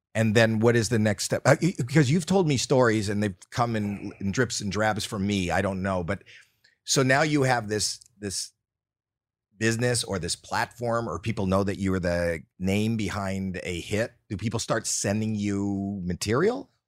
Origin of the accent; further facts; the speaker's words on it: Canada; now in United States; I grew up in Canada